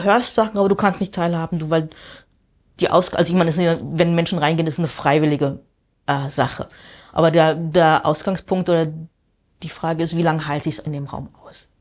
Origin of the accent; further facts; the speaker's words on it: Wiesbaden, Hesse, Germany; moved away as an adult; also born or lived in Amsterdam; now in New York, United States; ich bin in Wiesbaden aufgewachsen